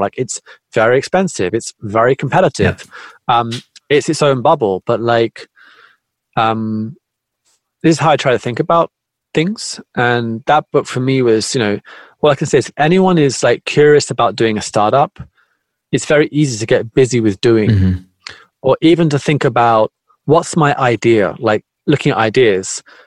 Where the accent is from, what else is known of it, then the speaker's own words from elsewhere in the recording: United Kingdom; moved away as an adult; now in Tokyo, Japan; I'm originally from Britain. I live in Japan.